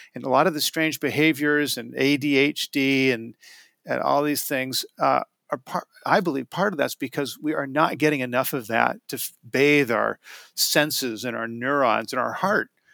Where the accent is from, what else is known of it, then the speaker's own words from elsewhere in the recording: Portland, Oregon, United States; I live in Portland, uh, and when we, when, when Pete Sovrell, who created the Wild Salmon Center, and I teamed up as their first employee, we had the, you know, Pete was okay letting me build the organization from Portland